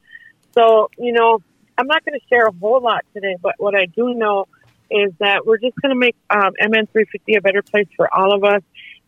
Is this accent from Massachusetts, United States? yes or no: no; Leech Lake, Minnesota, United States; I'm from Leech Lake.